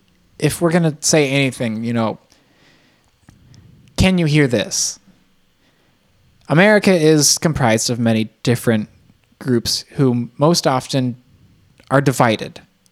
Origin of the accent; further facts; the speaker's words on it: United States; I'm American.